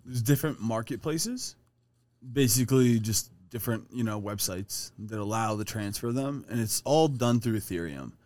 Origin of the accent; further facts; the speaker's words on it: Ohio, United States; now in Colorado, United States; Adam and I, being from Ohio